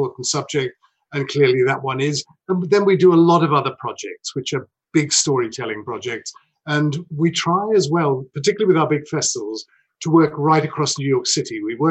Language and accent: English; United Kingdom; moved away as an adult; now in United States; I'm not American. And so, I mean, I think just worth saying that Carnegie Hall is the only reason I left the UK